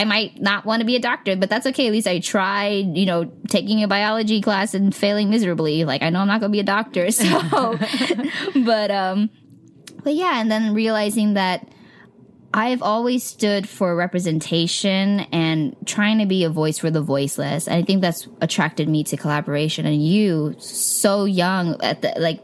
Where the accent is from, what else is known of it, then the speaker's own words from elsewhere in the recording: the Bay Area, California, United States; moved away as an adult; now in Los Angeles, United States; growing up in the Bay, you know, it was kind of before the crazy, crazy tech boom.